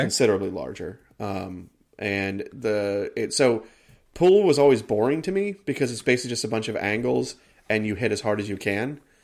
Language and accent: English; United States; I am an American.